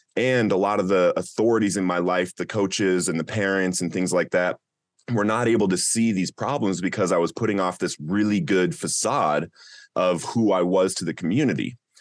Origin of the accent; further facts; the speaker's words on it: Littleton, Colorado, United States; some of your listeners might have heard of Columbine High School, and that's the community that I grew up